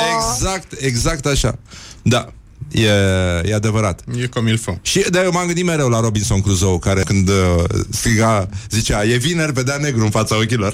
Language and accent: Romanian; Brăila, Brăila County, Romania; Eu sunt din Brăila